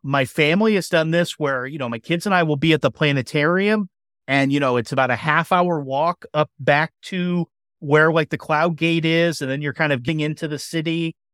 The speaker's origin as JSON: {"language": "English", "town": "Chicago", "region": "Illinois", "country": "United States", "tie": "born or raised there"}